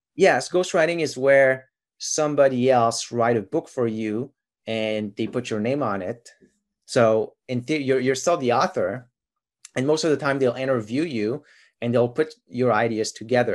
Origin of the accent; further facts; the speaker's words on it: Quebec, Canada; first language French; English is a second language; now in Ontario, Canada; I'm from Quebec originally. And so my mother tongue is actually French.